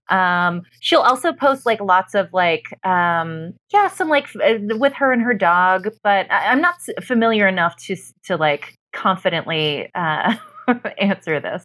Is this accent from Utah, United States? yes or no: yes; Utah, United States; I was born in Utah, not Mormon